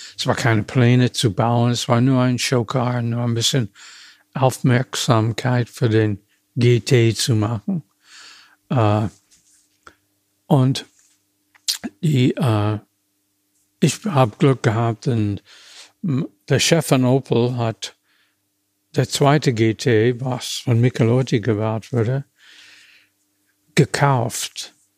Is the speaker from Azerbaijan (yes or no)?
no; United States; German is a second language; moved away as an adult; now in Germany; ich komme aus den USA.